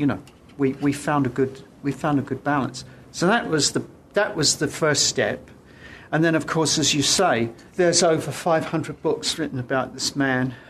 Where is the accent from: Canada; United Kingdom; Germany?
United Kingdom; being British